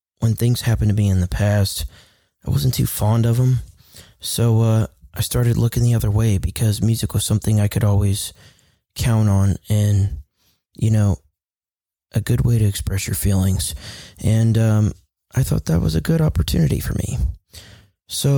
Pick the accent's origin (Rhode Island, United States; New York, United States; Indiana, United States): Indiana, United States; Kokomo; also born or lived in California; I was born in California, and then we moved to Kokomo because my dad got a job and got paid better, so we just ended up moving here when I was little